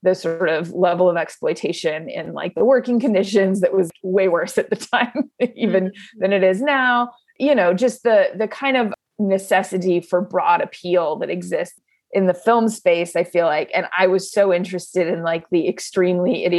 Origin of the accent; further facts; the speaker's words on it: San Diego, California, United States; moved away as an adult; also born or lived in Los Angeles; I grew up in San Diego, and then I went to college in LA at UCLA